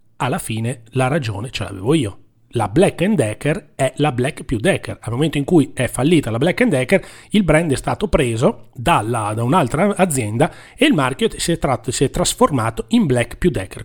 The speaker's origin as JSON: {"language": "Italian", "town": "Genoa", "region": "Liguria", "country": "Italy", "said": "siamo di Genova"}